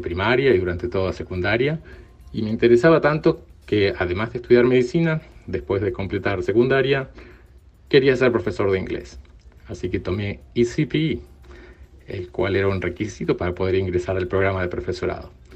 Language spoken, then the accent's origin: Spanish; Uruguay; moved away as an adult; Soy de Uruguay, viví casi toda mi vida en Uruguay